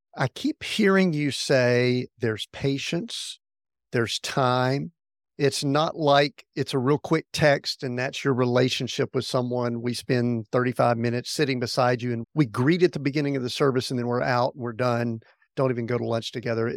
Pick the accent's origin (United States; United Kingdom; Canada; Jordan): United States; the Bible Belt, the South; I grew up in the South, the Bible Belt